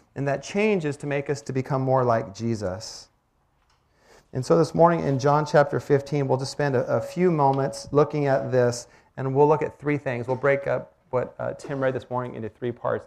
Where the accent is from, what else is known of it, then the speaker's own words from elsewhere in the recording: Olympic Peninsula, Washington, United States; moved away; I grew up on the Olympic Peninsula